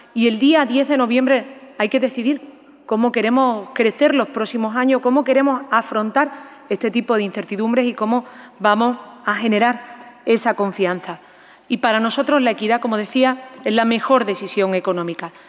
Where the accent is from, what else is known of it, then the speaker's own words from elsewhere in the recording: Andalusia, Spain; Somos los andaluces gente abierta al mundo